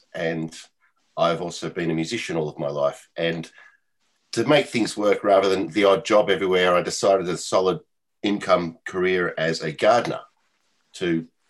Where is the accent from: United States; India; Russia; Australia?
Australia; Melbourne, Victoria; from Melbourne, Australia.